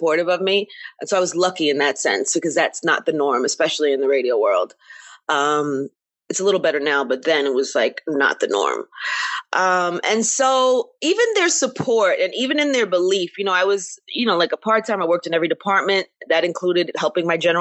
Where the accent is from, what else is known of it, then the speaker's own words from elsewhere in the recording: New York, United States; growing up in New York